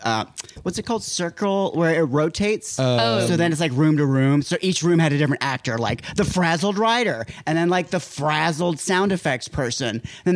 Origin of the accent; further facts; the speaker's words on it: Florida, United States; I'm from Florida.